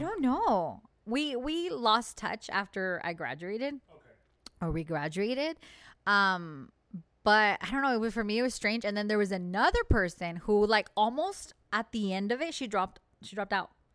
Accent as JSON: {"language": "English", "country": "United States", "said": "we, as the American people"}